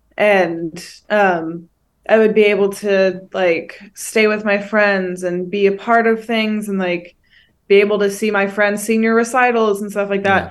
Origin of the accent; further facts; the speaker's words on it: Northern California, United States; I'm from the Northern Ca, like, NorCal district